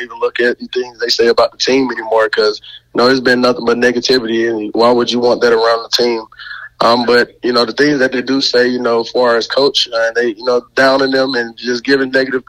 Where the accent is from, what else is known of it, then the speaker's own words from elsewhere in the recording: Montgomery, Alabama, United States; moved away; I'm from Montgomery, Alabama